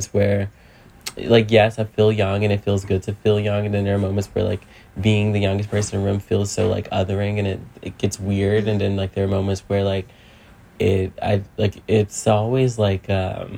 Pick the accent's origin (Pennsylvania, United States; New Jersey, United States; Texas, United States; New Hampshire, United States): Pennsylvania, United States; Philadelphia; Growing up in South Philly